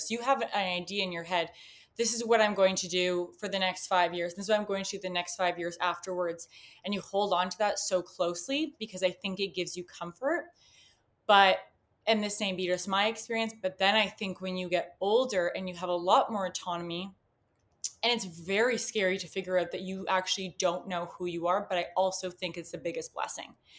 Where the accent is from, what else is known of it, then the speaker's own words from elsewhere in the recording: Canada; I'm from Canada